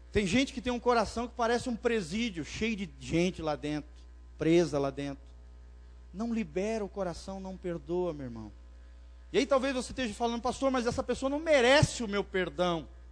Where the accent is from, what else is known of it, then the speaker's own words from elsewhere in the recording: Blumenau, Santa Catarina, Brazil; moved away; Lá em Blumenau, minha terra natal